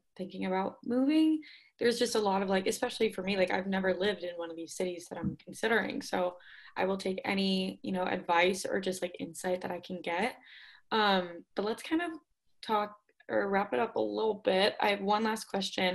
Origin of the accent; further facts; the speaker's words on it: Pittsburgh, Pennsylvania, United States; now in Auburn, United States; I'm from Pittsburgh